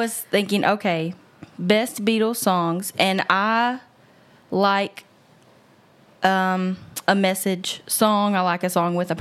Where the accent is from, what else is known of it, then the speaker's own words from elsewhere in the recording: the South, United States; growing up in the South